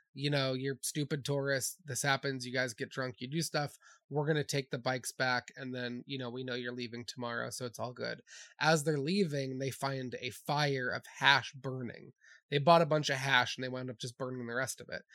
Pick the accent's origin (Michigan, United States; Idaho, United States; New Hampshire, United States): New Hampshire, United States; just growing up in New Hampshire, growing up in the woods